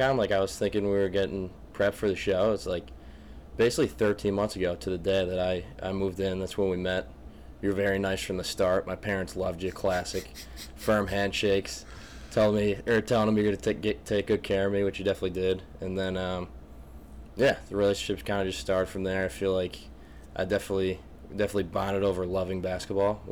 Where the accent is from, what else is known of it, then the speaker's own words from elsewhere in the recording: Scranton, Pennsylvania, United States; I'm from Scranton, PA